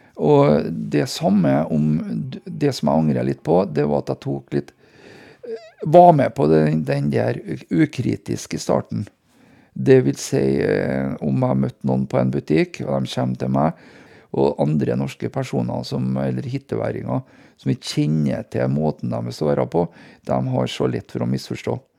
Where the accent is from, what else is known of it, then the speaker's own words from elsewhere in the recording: Hitra, Trøndelag, Norway; det er en gutt fra landet, som eh, jeg er, da, fra Hitra